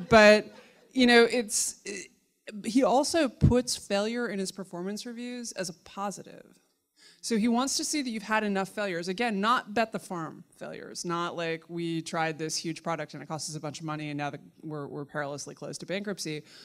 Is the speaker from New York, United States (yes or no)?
yes; New York City, New York, United States; I grew up in Manhattan in the seventies and early eighties